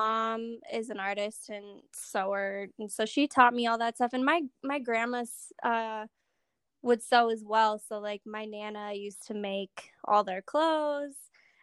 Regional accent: North Dakota, United States; I'm from North Dakota

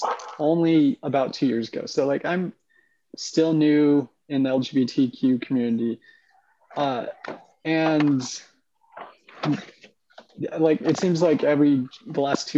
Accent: Oregon, United States; now in Decatur, United States; I grew up in Oregon

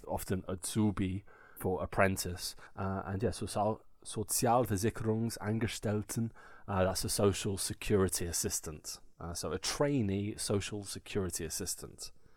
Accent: England, United Kingdom; now in Germany; we're lucky as English people

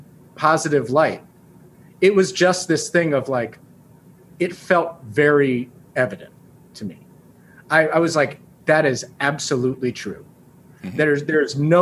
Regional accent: New York, United States; I grew up in New York in a place with a lot of people

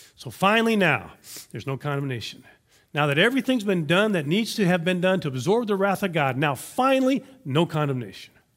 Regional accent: Louisiana, United States; now in Texas, United States; Louisiana is where I went to high school

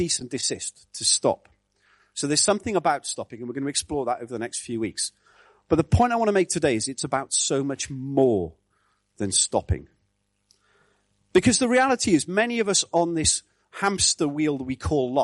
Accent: Wales, United Kingdom; I grew up in Wales in the 70s

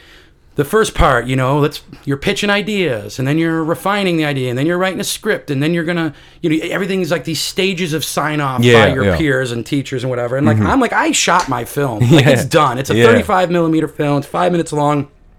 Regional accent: Texas, United States; You know, I'm from Texas.

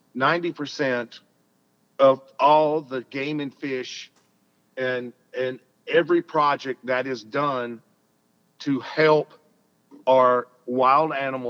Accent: Alabama, United States; I'm a Southern boy. I'm from Alabama

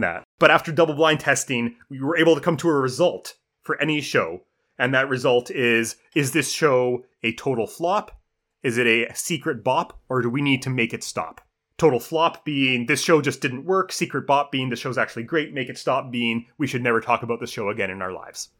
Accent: Canada; as a Canadian

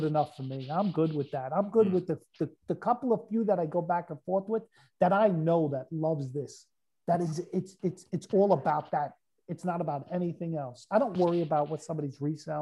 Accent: New York City, New York, United States; I'm coming from New York. I'm not coming from, like, upstate. I'm coming from the city. I'm coming from Brooklyn.

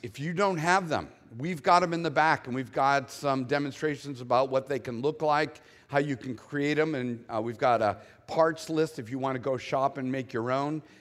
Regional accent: Boston, Massachusetts, United States; born and raised in the Northeast where it's always gray, dark, and cold

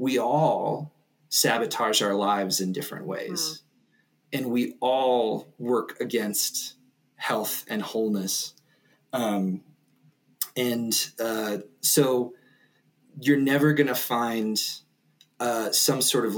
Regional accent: West Virginia, United States; now in Denver, United States; I grew up in West Virginia, and I had a super sort of like fairly sheltered childhood

